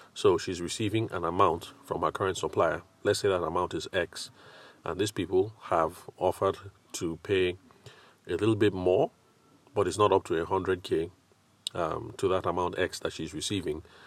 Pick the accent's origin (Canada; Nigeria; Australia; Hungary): Nigeria; I'm Nigerian